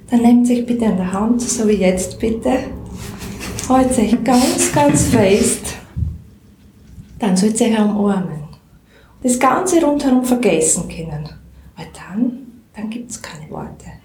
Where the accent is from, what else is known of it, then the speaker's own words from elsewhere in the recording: Styria, Austria; accent: Styrian; Wir sagen ja da, wir sind ja keine Burgenländer, wir sagen ja da, wir reden sturmsteirisch.